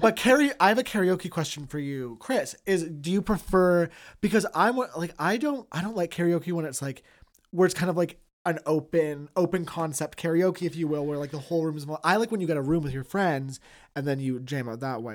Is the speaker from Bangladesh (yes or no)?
no; Toronto, Ontario, Canada; growing up in Toronto